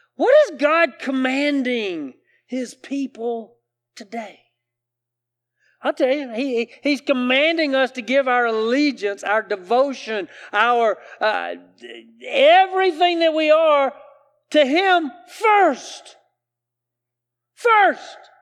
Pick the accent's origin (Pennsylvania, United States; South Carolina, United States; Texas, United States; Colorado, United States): South Carolina, United States; I grew up here in the South, in South Carolina